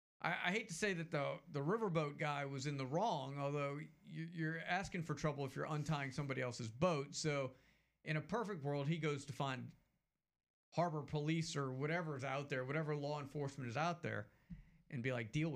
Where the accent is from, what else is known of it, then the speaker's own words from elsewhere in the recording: Mobile, Alabama, United States; I told him I was from Mobile. He asked me if I knew his brother. Told him it was a slim chance Mobile's a larger city.